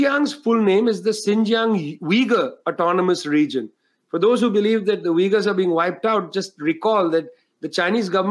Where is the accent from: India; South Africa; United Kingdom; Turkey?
India; I grew up in India